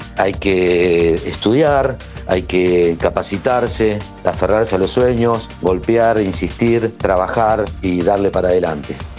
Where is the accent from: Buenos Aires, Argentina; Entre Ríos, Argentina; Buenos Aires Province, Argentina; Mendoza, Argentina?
Entre Ríos, Argentina; Paraná; Soy del interior de Paraná, Entre Ríos.